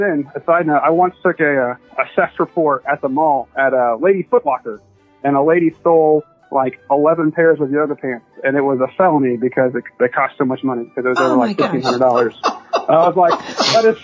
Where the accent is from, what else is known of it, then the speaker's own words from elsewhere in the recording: Springfield, Missouri, United States; I grew up in Springfield, Missouri.